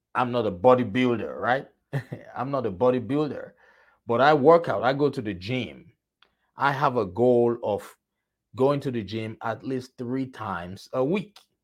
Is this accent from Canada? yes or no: no; Nigeria; moved away; I am originally from Nigeria.